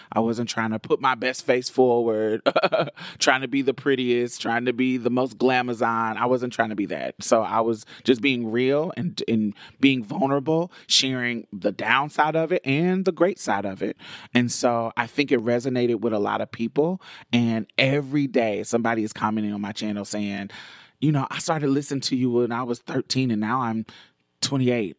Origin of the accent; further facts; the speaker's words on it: Indianapolis, Indiana, United States; now in Houston, United States; we grew up in Indianapolis, and when I moved to Houston, she moved with me